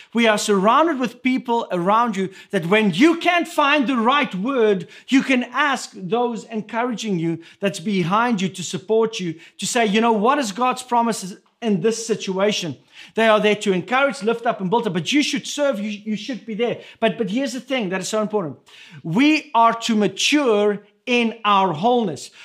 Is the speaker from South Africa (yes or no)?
yes; South Africa; first language Afrikaans; English is a second language; moved away; my first language that, that I speak, that we speak in our home between Irma and myself is Afrikaans. But coming from South Africa